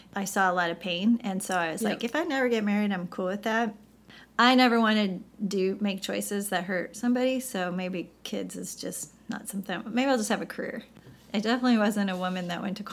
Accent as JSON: {"language": "English", "town": "St. Louis", "region": "Missouri", "country": "United States", "tie": "born or raised there", "also_born_or_lived": "Chicago, Illinois / California", "moved": "as an adult", "said": "I grew up in the Midwest, so I'm from St. Louis, Missouri"}